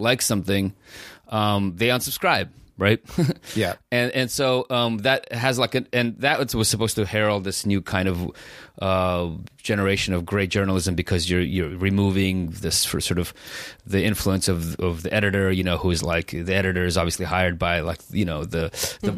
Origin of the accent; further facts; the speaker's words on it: San Francisco, California, United States; I grew up in San Francisco. You know, we came here in 1990